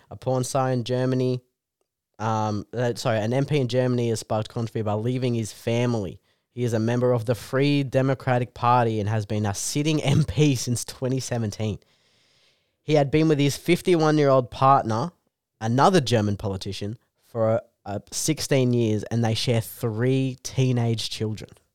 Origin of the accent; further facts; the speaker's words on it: Canberra, Australian Capital Territory, Australia; moved away as an adult; now in Newcastle, Australia; we're from Canberra